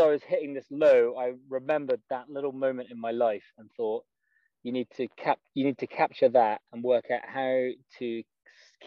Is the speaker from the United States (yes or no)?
no; just outside Edinburgh, Scotland, United Kingdom; moved away as an adult; also born or lived in London; I am from Scotland, born just outside Edinburgh, and I had a pretty good childhood.